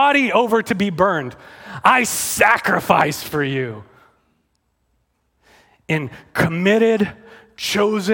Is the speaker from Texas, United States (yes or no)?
yes; Texas, United States; I'm from Texas. I really am from Texas.